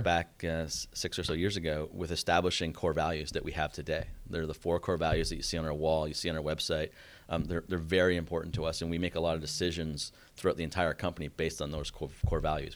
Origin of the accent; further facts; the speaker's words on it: Canada; moved away as an adult; also born or lived in Boston; now in Atlanta, United States; I grew up in Canada.